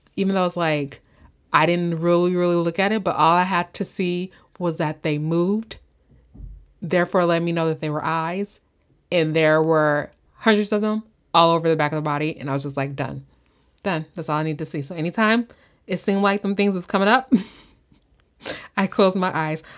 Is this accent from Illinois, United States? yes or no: yes; Illinois, United States; now in California, United States; I'm from Illinois, and we do have those towns in, um, Illinois, like, Southern Illinois